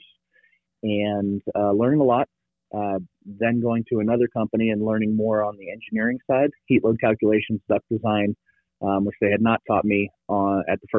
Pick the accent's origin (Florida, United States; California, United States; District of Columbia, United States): California, United States; Bay Area; moved away as an adult; also born or lived in Virginia / Tucson; I grew up in the Bay Area